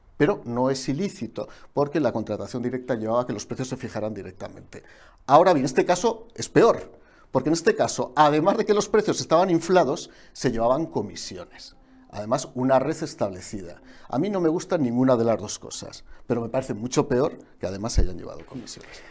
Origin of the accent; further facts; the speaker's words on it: Aragon, Spain; como Aragonés que soy